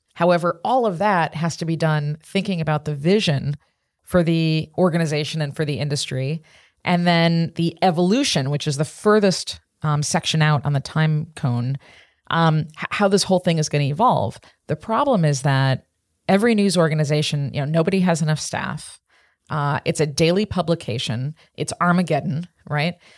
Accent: Chicago, Illinois, United States; I grew up in Chicago in the Midwest

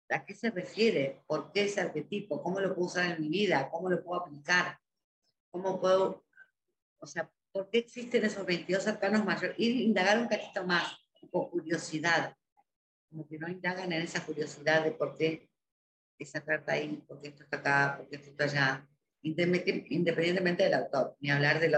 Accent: Spain; Yo soy español.

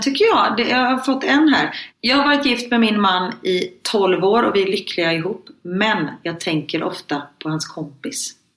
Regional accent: Sweden; moved away; hemma i Sverige på förskolan

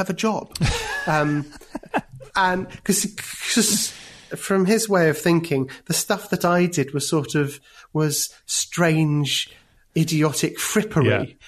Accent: London, United Kingdom; moved away; I'd always thought of myself as being a Londoner. It had never really occurred to me that moving out of London would be something I could do.

